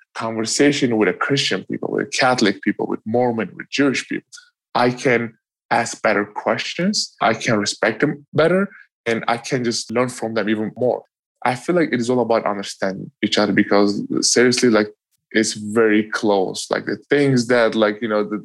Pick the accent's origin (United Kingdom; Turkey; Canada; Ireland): Turkey; Eastern Turkey; moved away; growing up in Turkey. You know, I grew up east side of Turkey